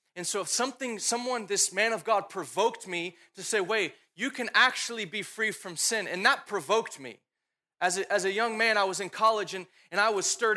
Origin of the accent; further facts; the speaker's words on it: Dallas, Texas, United States; I grew up here in Dallas